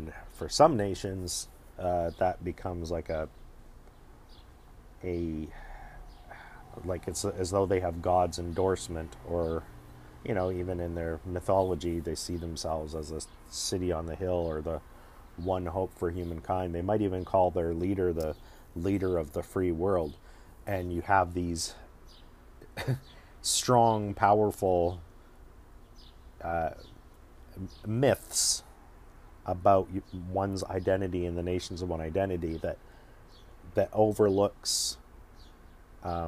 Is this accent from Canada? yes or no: yes; Canada; as a Canadian